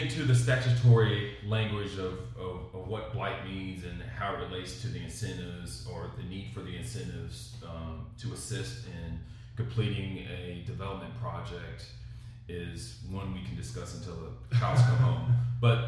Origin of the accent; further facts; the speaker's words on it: Kansas City, Missouri, United States; I grew up in Kansas City when folks left downtown